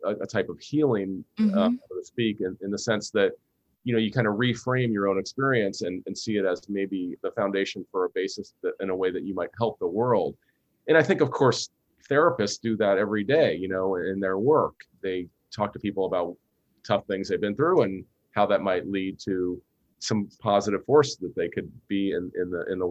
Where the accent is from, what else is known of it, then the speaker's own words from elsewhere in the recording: Cincinnati, Ohio, United States; now in San Francisco, United States; I grew up in Cincinnati